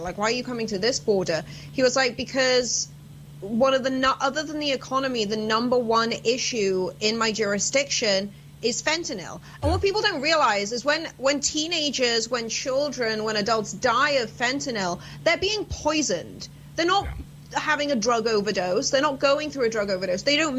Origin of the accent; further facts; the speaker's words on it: United Kingdom; I'm sat at a bar, obviously, because I'm British. We just migrate towards bars.